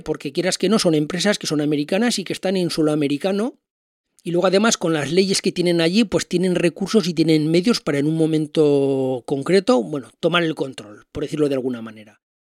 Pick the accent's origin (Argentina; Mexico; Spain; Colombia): Spain; yo como español